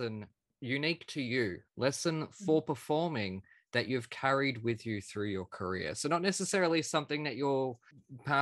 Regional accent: Australia; I am Australian, and I will get in trouble by my teachers for saying

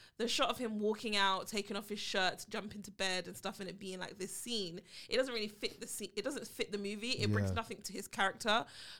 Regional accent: United Kingdom; I am the B. I am the British to the podcast.

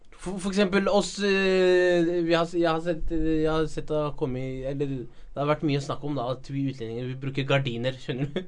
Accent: Norway; er født her i Norge

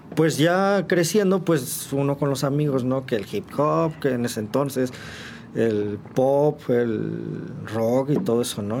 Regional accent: San Juan del Río, Querétaro, Mexico; also born or lived in Mexico City; soy originario de eh, el Distrito Federal, eh, pero pues ya tengo bastantes años aquí. Yo me mudo para acá, para, para San Juan, bueno, con mis papás. Cuando yo tenía cuatro años

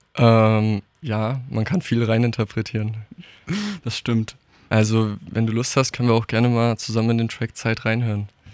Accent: Darmstadt, Hesse, Germany; Also ich bin hier groß geworden, ich durfte hier aufwachsen

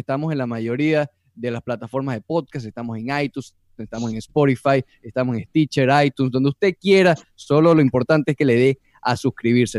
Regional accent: Venezuela; now in Miami, United States; yo como venezolano que vive en Miami

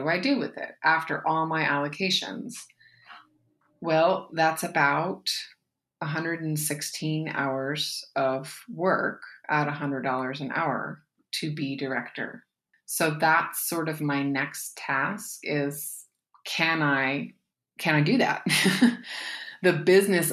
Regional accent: Pacific Northwest, United States; now in Appalachia, United States; I'm from the Pacific Northwest, although I live in Appalachia now.

